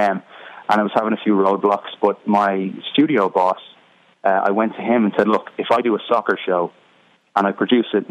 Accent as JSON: {"language": "English", "town": "Dublin", "region": "Leinster", "country": "Ireland", "moved": "as an adult", "lives_now": "United States", "said": "I'm from Dublin in Ireland, but my mother is from Chicago, Illinois"}